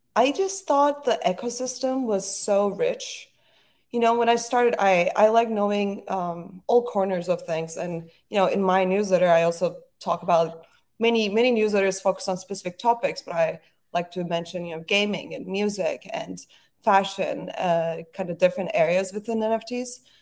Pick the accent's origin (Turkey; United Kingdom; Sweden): Turkey; Istanbul; moved away as an adult; now in New York, United States; growing up in Istanbul was really amazing. It's a beautiful city. But I was happy to, I was happy to move to New York